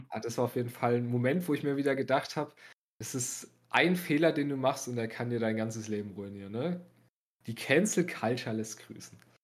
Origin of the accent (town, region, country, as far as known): Bavaria, Germany